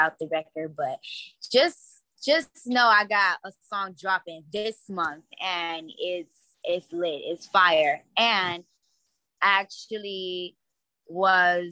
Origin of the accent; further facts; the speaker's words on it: Cincinnati, Ohio, United States; moved away as an adult; now in California, United States; I'm from Cincinnati. I've been out here in California for like about 3 years. I moved out here when I was 21.